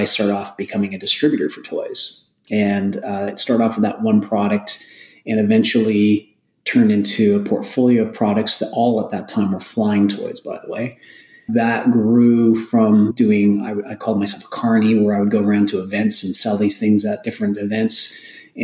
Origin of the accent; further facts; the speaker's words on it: Alberta, Canada; I was from Alberta